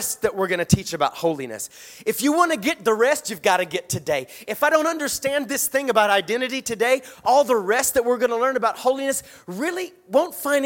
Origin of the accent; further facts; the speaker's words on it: Statesboro, Georgia, United States; When I was a child, I grew up in South Georgia in a little town called Statesboro.